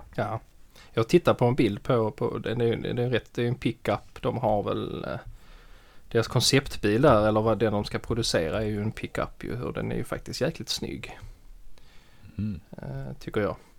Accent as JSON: {"language": "Swedish", "region": "Skåne", "country": "Sweden", "said": "jag är skåning"}